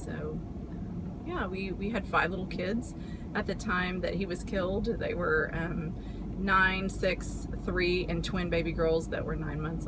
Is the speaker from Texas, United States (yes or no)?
yes; San Antonio, Texas, United States; I'm from San Antonio.